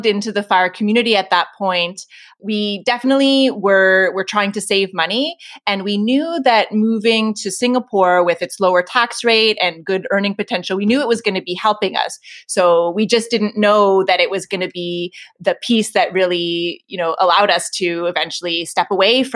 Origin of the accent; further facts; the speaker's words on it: Toronto, Ontario, Canada; moved away as an adult; I call it my hometown, but I was doing the math. Like a few years from now, I will have lived outside of Toronto for more years than I probably lived here. But I was born and raised, stayed here till I was 18 at least